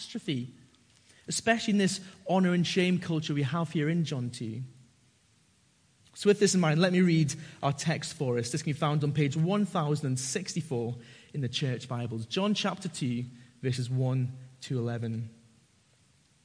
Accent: Northumberland, North East England, United Kingdom; I grew up in Northumberland, and a lot of my mates are farmers and rugby players.

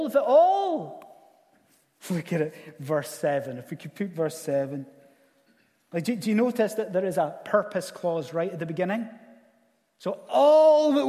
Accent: Scottish Highlands, Scotland, United Kingdom; as a Scottish Highlander

